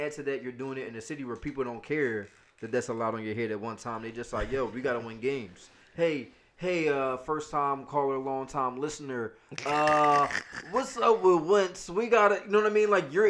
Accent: Philadelphia, Pennsylvania, United States; as a Philadelphian

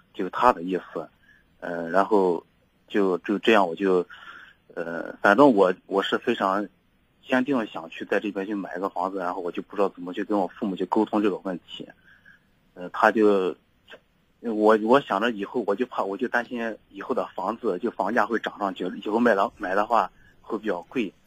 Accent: Yuncheng, Shanxi, China; moved away as an adult; now in Shanghai, China; 我家是山西那边的，然后话山西运城那边也比较近

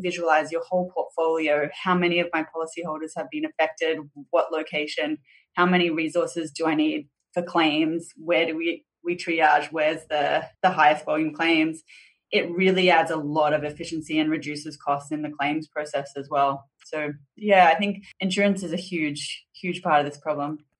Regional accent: Boonah, Queensland, Australia; also born or lived in Brisbane; I was born in Brisbane, southeast Queensland, but sort of shortly after that, my parents moved to regional southeast Queensland. So I grew up in this really small town named Boona

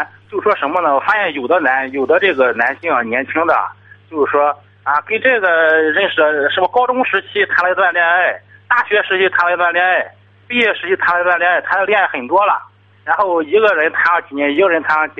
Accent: Tai'an, Shandong, China; 我是泰安的

